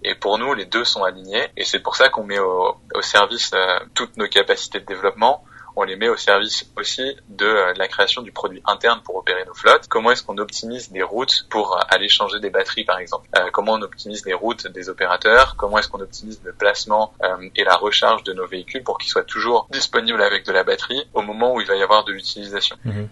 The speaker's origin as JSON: {"language": "French", "region": "Auvergne-Rhône-Alpes", "country": "France", "tie": "born or raised there", "also_born_or_lived": "Seine-Saint-Denis / Menton / Lyon", "moved": "as an adult", "lives_now": "Paris, France", "said": "je suis né dans le 93. Mhm. mes deux parents sont policiers. Après, on a habité quelques temps à Menton. Ensuite, j'ai grandi en Auvergne"}